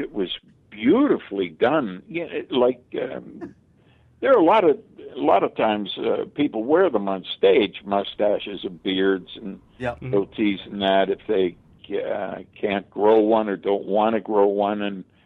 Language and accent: English; Pittsburgh, Pennsylvania, United States; moved away as an adult; also born or lived in New York / Los Angeles; Pittsburgh's my hometown.